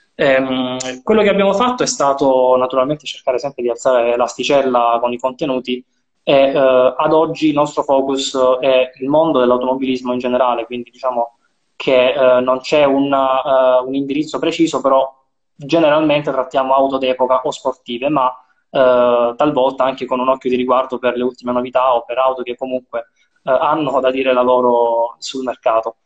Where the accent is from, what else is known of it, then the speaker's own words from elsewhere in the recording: Apulia, Italy; la mia terra, per la mia, la mia, provincia